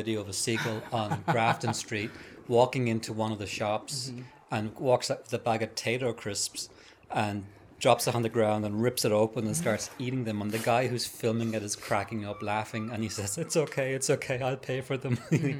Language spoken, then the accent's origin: English; Norway; I'm from Norway, and I am now living far up north in the country.